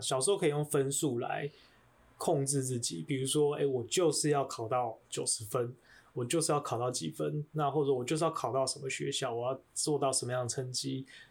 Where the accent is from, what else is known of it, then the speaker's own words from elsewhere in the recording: Taiwan; 我出生在台湾